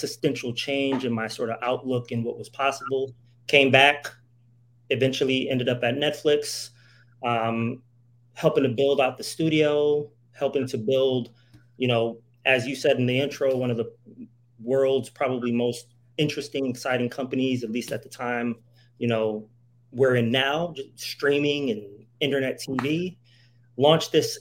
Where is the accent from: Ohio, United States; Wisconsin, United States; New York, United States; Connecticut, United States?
Connecticut, United States; New Haven; moved away as an adult; I come from New Haven, Connecticut